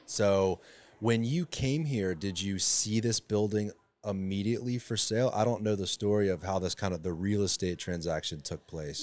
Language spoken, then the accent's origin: English; Sarasota, Florida, United States; also born or lived in Tampa; That's where I grew up. I was born in Tampa, but moved to Sarasota when I was eleven